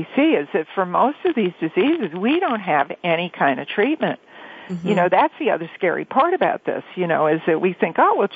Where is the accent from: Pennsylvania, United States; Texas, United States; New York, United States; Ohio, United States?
New York, United States; now in Los Angeles, United States; these summers that I grew up with in New York